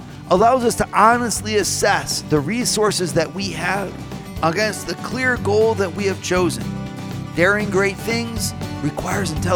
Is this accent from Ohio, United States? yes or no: yes; Northwest Ohio, United States; now in Colorado, United States; I'm from Ohio where there are no hills. I mean, in Northwest Ohio, there are simply no hills. Like where I used to go skiing when I was in high school, we'd go to garbage dumps.